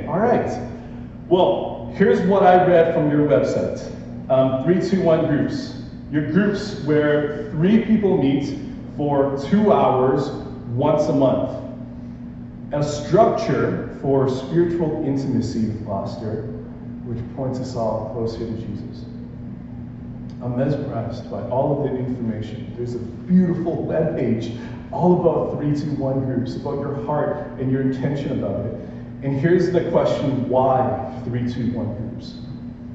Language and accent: English; Calgary, Alberta, Canada; now in Vancouver, Canada; I've known Doug since I moved here in Vancouver. I'm originally from Calgary back in 2018.